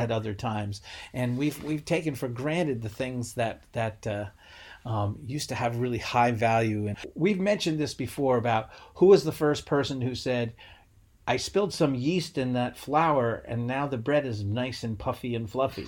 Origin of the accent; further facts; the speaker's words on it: Rhode Island, United States; I'm from Rhode Island and we grew up having tons of seafood